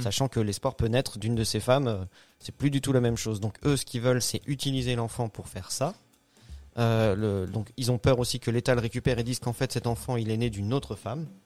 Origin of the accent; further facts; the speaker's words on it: Alsace, Grand Est, France; ça m'a touché en tant qu'Alsacien